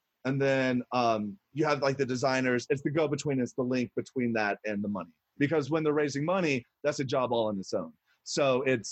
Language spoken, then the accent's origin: English; Evansville, Indiana, United States; moved away as an adult; also born or lived in Mount Vernon, Indiana; now in Los Angeles, United States; I grew up down in Mount Vernon, but mainly Evansville